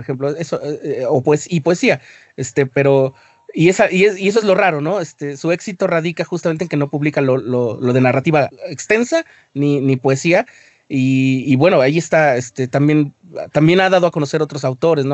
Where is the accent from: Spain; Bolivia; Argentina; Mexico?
Mexico; Somos mexicanos y, o sea, no podemos simplemente decir, ah, es que somos indígenas